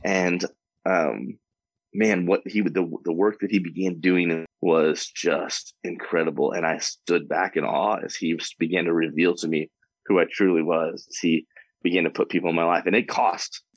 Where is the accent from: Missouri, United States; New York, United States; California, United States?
Missouri, United States; Warrenton; now in Wichita, United States; I grew up in just outside of St. Louis, Missouri, a little town called Warrenton